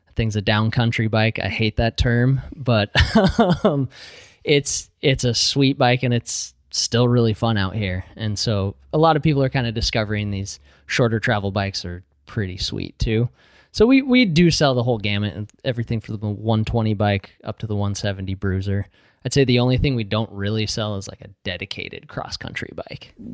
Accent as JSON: {"language": "English", "region": "Utah", "country": "United States", "tie": "born or raised there", "moved": "yes", "lives_now": "Pacific Northwest, United States", "said": "I grew up in Utah"}